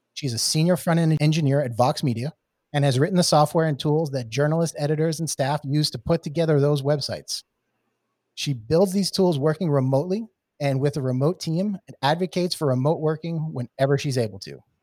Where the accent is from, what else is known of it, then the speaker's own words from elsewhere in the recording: New York City, New York, United States; moved away; I'm from, I'm from originally from New York City. Uh, being a New York City transplant